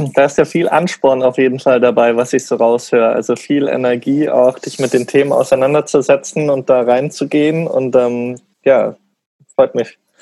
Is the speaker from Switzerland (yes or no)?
no; Munich, Bavaria, Germany; in Bayern oder in München, wo ich aufgewachsen bin